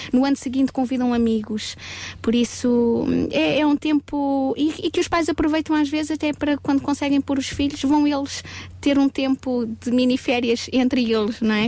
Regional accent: Portugal

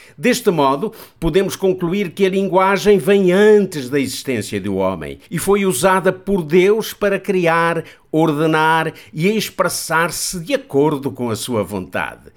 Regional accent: Portugal; Nós, portugueses

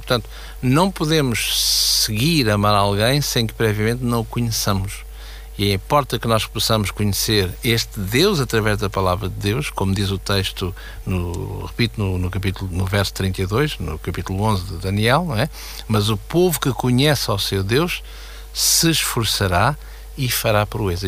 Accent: Portugal; nós como portugueses, temos a nossa bandeira em casa

